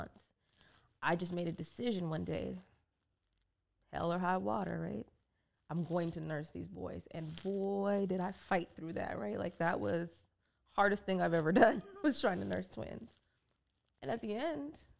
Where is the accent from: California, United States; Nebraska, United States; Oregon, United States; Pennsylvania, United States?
California, United States; Orange County; moved away; I grew up in Orange County, California, where it was a cultural wasteland